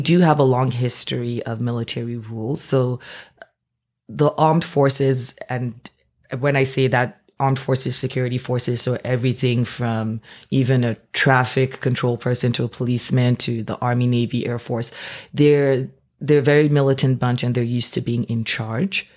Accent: Nigeria; moved away as an adult; now in Canada; I am born and raised Nigerian. Uh, moved to Canada about sixteen years ago for university and never left.

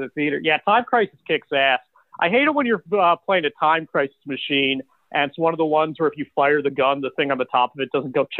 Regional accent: Randolph, Massachusetts, United States; moved away

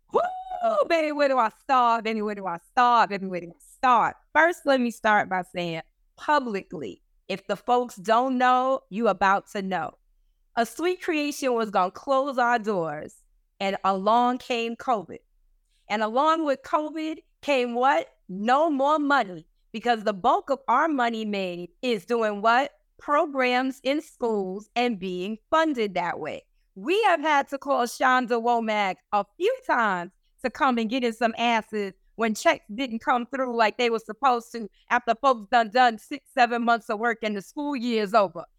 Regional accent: New York City, New York, United States; now in Rhode Island, United States; I'm from the Bronx

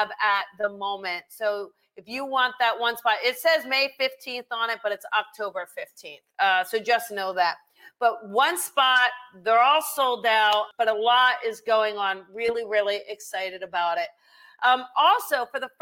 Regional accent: New Jersey, United States; moved away; I will be going back to my hometown of New Jersey

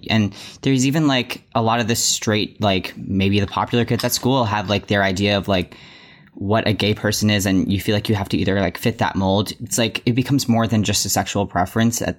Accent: Massachusetts, United States; also born or lived in New York; I'm from Massachusetts and was born in New York

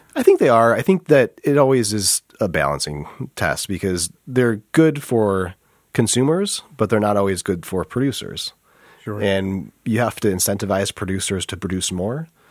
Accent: Flint, Michigan, United States; we're both from Flint

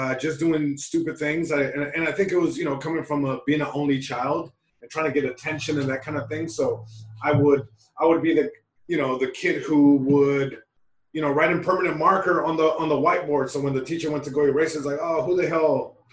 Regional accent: Long Beach, California, United States; first language Spanish; English is a second language; I'm Mexican American. My parents are from Mexico. I was born in Long Beach, California. So it's like, I was living in two worlds. You know, I was living in Long Beach, California.

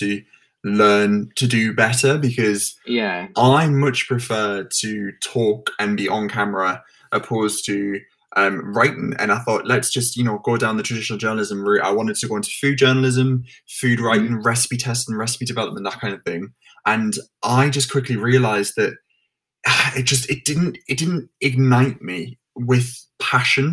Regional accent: the North East, North East England, United Kingdom; moved away as an adult; now in London, United Kingdom; I'm originally from the Northeast

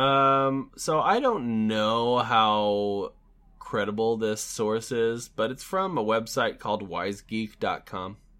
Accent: United States; as an American

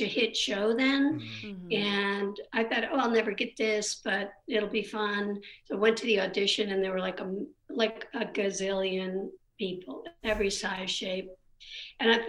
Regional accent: Michigan, United States; moved away as an adult; also born or lived in Chicago / New York; now in Los Angeles, United States; I grew up in Michigan and I never had any, like, knew anybody in the business or anything

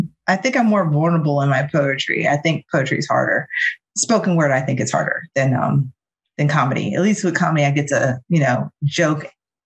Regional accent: Omaha, Nebraska, United States; also born or lived in Georgia / South Carolina; So I was born in the state of Georgia, raised in Omaha, Nebraska. So yes, people in virtual world, Black people live in Omaha, Nebraska. I was one. And then we moved to Charleston, South Carolina.

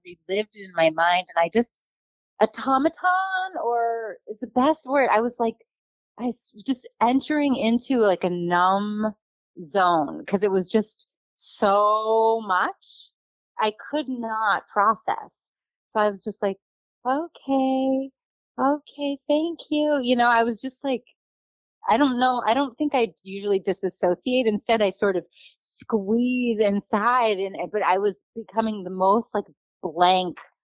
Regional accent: Boston, Massachusetts, United States; moved away as an adult; also born or lived in Iowa; now in Kirkland, United States; Boston girl

